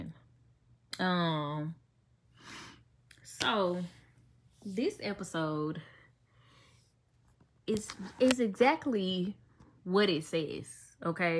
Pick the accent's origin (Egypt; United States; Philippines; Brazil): United States; Memphis, Tennessee; I'm from Memphis